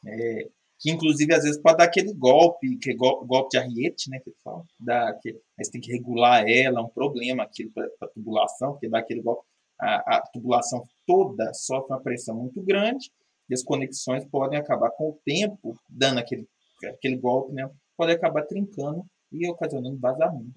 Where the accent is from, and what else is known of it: Minas Gerais, Brazil